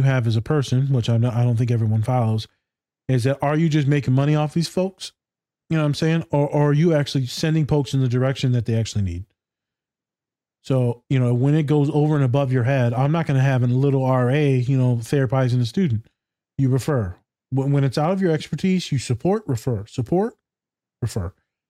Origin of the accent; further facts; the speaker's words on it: Hawaii, United States; And she goes, you're not Mexican. I said, yeah, well, I'm Hawaiian.